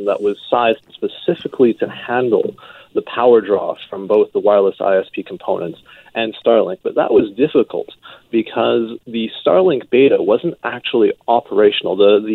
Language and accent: English; Salt Spring Island, British Columbia, Canada; moved away as an adult; also born or lived in Edmonton; Home for me is back on Salt Spring Island in the Gulf Coast.